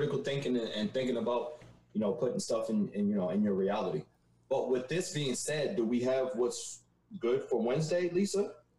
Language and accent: English; Trinidad & Tobago; I still haven't gotten rid of my pride as far as West Indian and Trinidadian